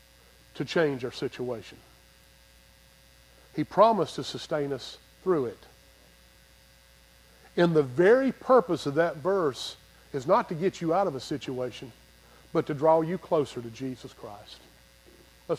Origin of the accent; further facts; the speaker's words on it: Greer, South Carolina, United States; I'm from Greer, South Carolina